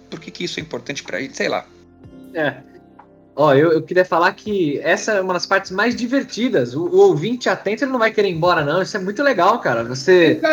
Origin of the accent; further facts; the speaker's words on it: São Paulo, Brazil; sou daqui de São Paulo, capital